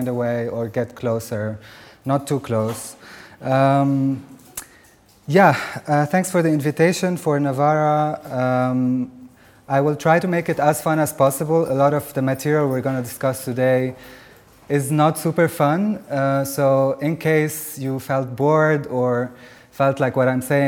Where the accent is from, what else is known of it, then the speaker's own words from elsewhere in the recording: Lebanon; I come from Lebanon